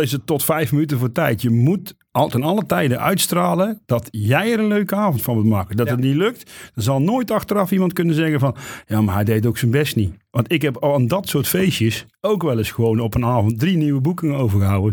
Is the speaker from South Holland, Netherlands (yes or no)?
no; near Oss, North Brabant, Netherlands; now in Eindhoven, Netherlands; ik kom uit de buurt van Os.